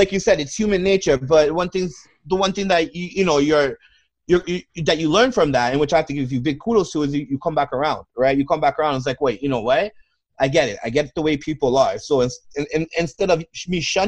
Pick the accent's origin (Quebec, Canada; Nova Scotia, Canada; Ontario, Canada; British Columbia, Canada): Ontario, Canada; Toronto; now in Vancouver, Canada; I grew up in Toronto, grew up in the hood, what we call projects back home